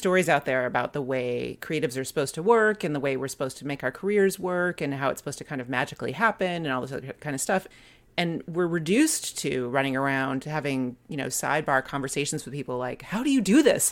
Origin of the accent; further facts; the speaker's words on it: United States; also born or lived in France; as an American